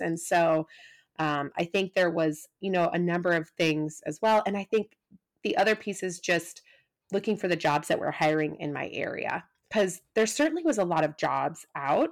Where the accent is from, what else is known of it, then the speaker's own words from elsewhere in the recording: Midwest, United States; moved away as an adult; also born or lived in Wisconsin / Cincinnati; now in San Diego, United States; I grew up in the Midwest